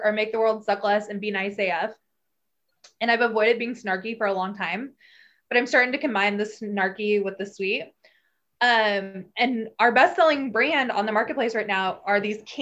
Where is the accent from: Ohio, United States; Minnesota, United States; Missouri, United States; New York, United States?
Missouri, United States; Kansas City; I grew up in Kansas City, obviously, in the Northland